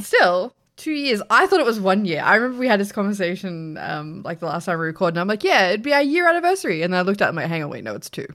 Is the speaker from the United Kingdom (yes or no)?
no; Australia; We're Australian.